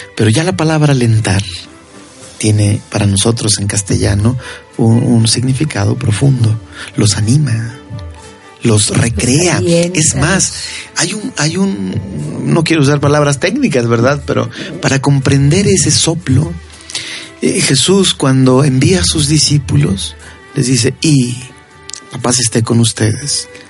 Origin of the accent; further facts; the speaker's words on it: Tamazunchale, San Luis Potosí, Mexico; Yo recuerdo mi niñez, por ejemplo, en Tamasunchale